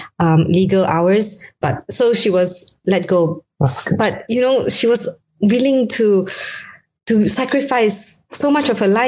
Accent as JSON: {"language": "English", "country": "Malaysia", "tie": "born or raised there", "moved": "as an adult", "lives_now": "Leicester, United Kingdom", "said": "I'm Malaysian"}